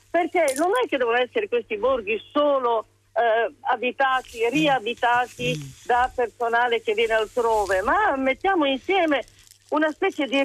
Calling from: Rome, Lazio, Italy; sì. siamo da Roma.

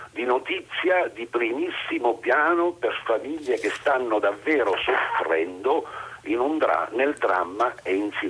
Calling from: Mazara del Vallo, Sicily, Italy; Buongiorno … siamo da Mazzara del Vallo.

